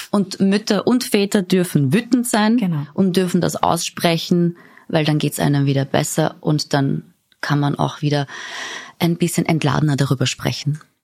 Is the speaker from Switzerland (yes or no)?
no; Austria; hier bei uns in Österreich